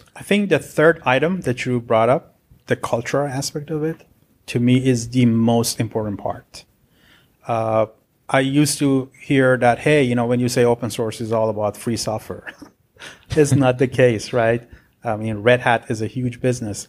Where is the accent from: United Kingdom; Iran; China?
Iran; Tehran, Tehran Province; moved away as an adult; now in Irvine, United States; I'm originally from Iran, so, uh, I was born in Tehran, and, uh, got my degree back then